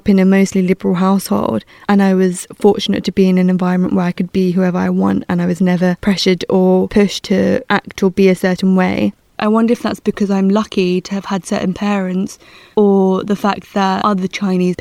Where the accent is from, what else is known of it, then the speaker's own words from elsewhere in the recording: Essex, East of England, United Kingdom; moved away; also born or lived in London; I'd say Essex, or I'd say a seaside town in the southeast, because that's where I grew up.